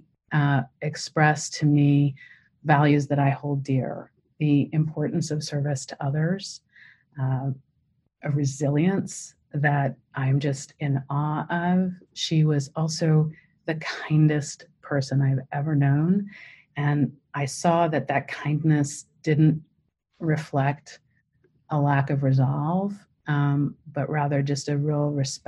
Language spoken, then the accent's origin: English; Canada; moved away; I'm Canadian originally